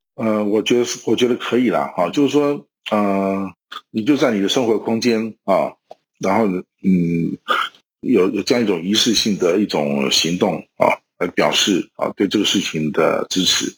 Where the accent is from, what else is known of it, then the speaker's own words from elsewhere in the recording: Taiwan; 我们台湾人今天的生活方式才有可能延续下去